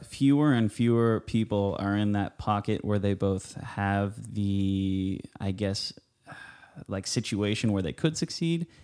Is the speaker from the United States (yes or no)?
yes; Huntington Beach, California, United States; I grew up on Huntington Beach